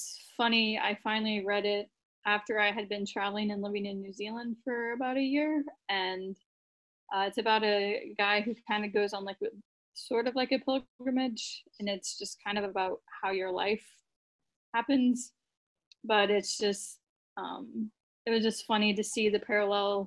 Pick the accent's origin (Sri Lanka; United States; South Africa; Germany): United States; Memphis, Missouri; moved away as an adult; It's Memphis, Missouri